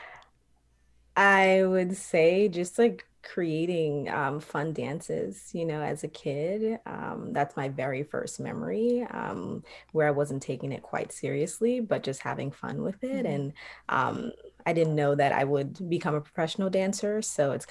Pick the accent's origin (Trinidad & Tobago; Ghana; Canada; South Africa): Trinidad & Tobago; moved away; also born or lived in New York; I'm originally from Trinidad